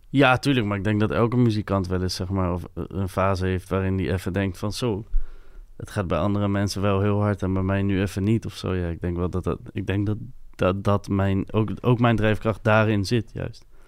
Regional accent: Capelle aan den IJssel, South Holland, Netherlands; first language French; Dutch is a second language; in Capelle, bij mij in de buurt, waren heel veel Molukse jongen

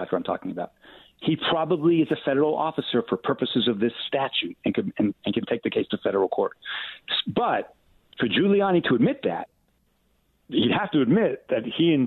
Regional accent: Port Washington, New York, United States; now in Atlanta, United States; I'm from Long Island. I grew up in Long Island.

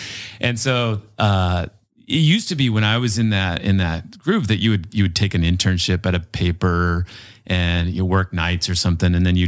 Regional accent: Colorado, United States; also born or lived in Utah; You know, I grew up mostly in Colorado, and then I moved to Utah when I was about 12 and grew up there then.

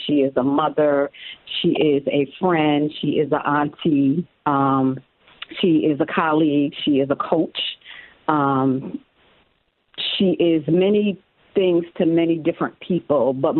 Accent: Utica, New York, United States; Okay, so I'm from a little city in New York called Utica, New York, with a population of about 60,000. You know, I was born, you know, St. Elizabeth's Hospital. I went to grade school and middle school and high school in Utica, New York.

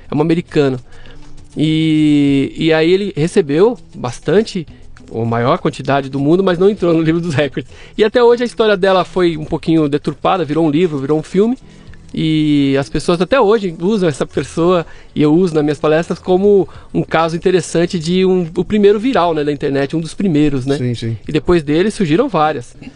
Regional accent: São Paulo, Brazil; also born or lived in Camburi, São Paulo; Eu nasci aqui em São Paulo.

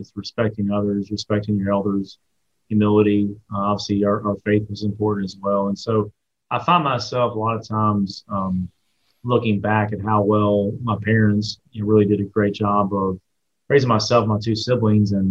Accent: Watkinsville, Georgia, United States; Watkinsville's changed from the standpoint, um, you know, as, as, as, Athens has grown, Athens

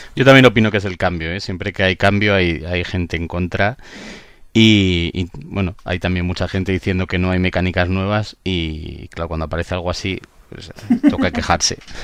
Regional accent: Barcelona, Catalonia, Spain; yo soy de Barcelona

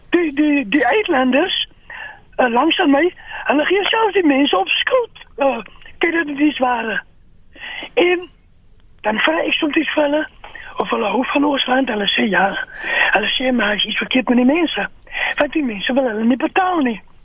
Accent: South Africa; ons as Afrikaners

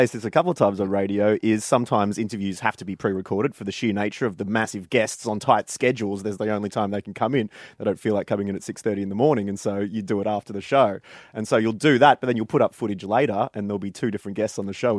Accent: Warrnambool, Victoria, Australia; I ran around my hometown of Warrnambool and got 100 signatures, some of which were people I knew, some of which I didn't know, and handed it into the Australian Electoral Commission

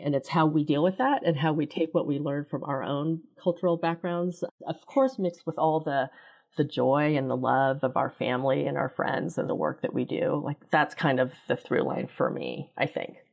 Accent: Kansas City, United States; I grew up in Kansas City. My family immigrated here from Korea in the late sixties

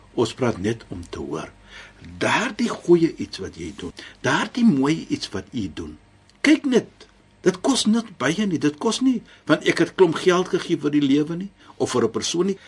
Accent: South Africa; now in Cape Town, South Africa; Ek is 'n Suid-Afrikaner

